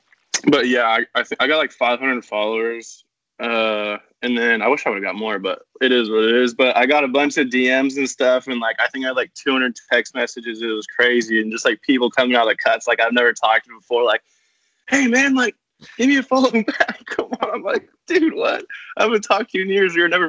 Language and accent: English; California, United States; I did have some puka shells in middle school. I'm not gonna lie.